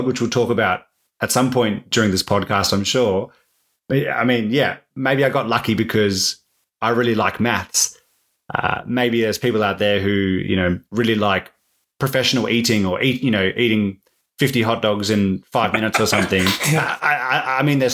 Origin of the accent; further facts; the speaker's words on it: Perth, Western Australia, Australia; I grew up in Perth